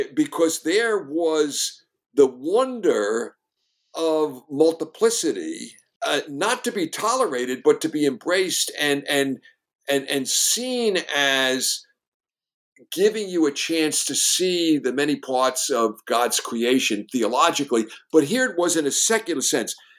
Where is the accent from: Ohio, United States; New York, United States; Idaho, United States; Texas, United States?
New York, United States; I was the, a New Yorker and understood it in its soul